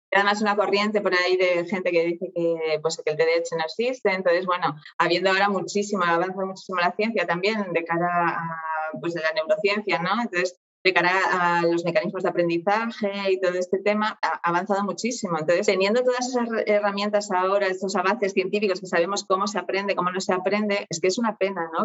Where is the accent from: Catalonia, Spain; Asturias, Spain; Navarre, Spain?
Asturias, Spain; Oviedo; soy de Oviedo, aquí de España